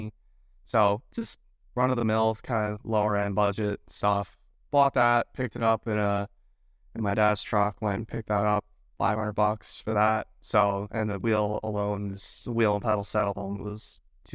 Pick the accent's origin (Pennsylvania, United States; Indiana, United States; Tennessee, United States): Pennsylvania, United States; Northeastern; I'm from Northeastern Pennsylvania